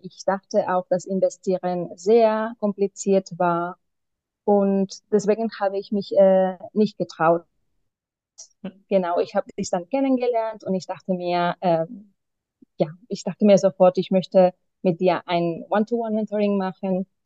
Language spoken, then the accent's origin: German; Barcelona, Catalonia, Spain; German is a second language; moved away as an adult; now in Berlin, Germany; Ich komme aber ursprünglich aus Barcelona